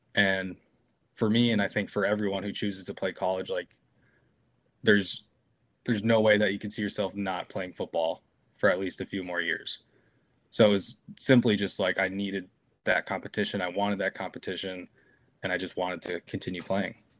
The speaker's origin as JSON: {"language": "English", "town": "Cannon Falls", "region": "Minnesota", "country": "United States", "tie": "born or raised there", "moved": "as an adult", "lives_now": "Woodbury, United States", "said": "I grew up in Cannon Falls"}